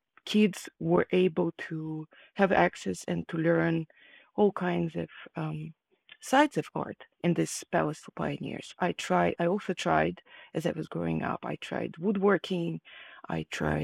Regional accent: Kharkiv, Kharkiv Oblast, Ukraine; English is a second language; moved away as an adult; now in United States; I was born in Ukraine, in the city of Kharkiv, and at that moment it was part of the USSR. I grew up there, and I moved to the United States after I finished my higher education.

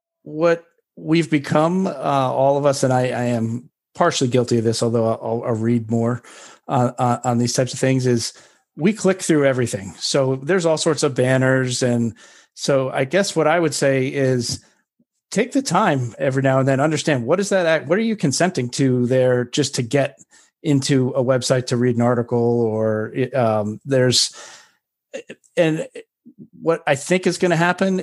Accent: New York, United States; I'm a New Yorker

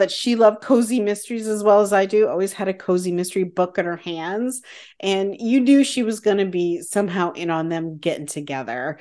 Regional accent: Canada; as a Canadian

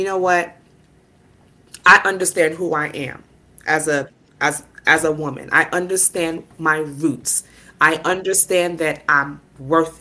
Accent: New York City, New York, United States; I'm from Brooklyn

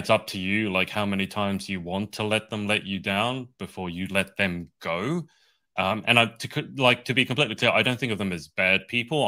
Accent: Australia; I'm from Australia. That's why I have this weird accent

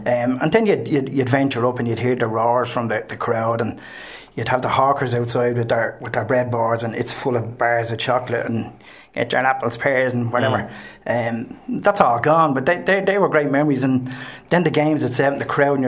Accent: Dublin, Leinster, Ireland; I was born in Milltown, Columbanus, and the ground overlooked, our housing estate just basically looked overlooked

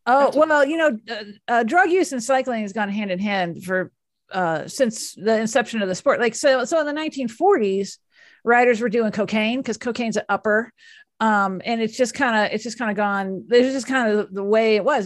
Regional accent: Dallas, Texas, United States; I am from Dallas

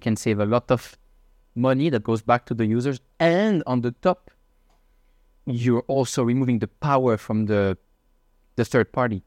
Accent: Switzerland; moved away as an adult; also born or lived in Shanghai / Hong Kong / Madrid; now in Singapore; I'm from Switzerland. I'm thirty-one years old.

